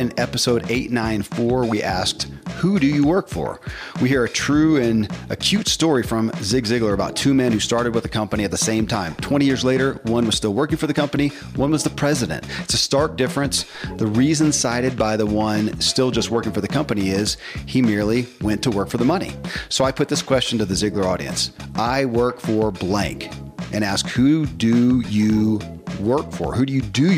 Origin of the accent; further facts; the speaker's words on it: the Bible Belt, United States; I grew up in the Bible Belt and Christianity